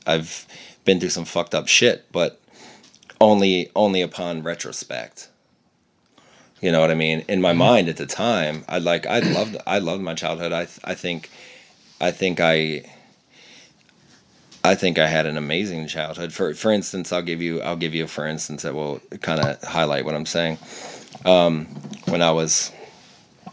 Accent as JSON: {"language": "English", "area": "Lancaster County", "region": "Pennsylvania", "country": "United States", "tie": "born or raised there", "also_born_or_lived": "Ypsilanti, Michigan", "moved": "yes", "said": "I was born and raised in Amish country, proudly. My Lancaster County, Pennsylvania."}